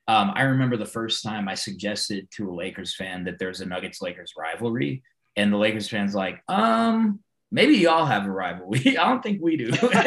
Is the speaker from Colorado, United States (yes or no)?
yes; Denver, Colorado, United States; my dad came here from Mexico in the early 70s, and I was born in Denver. I was actually born at St. Joseph's over where the Kaiser campus is now. So I've like literally been in Denver for 45 years.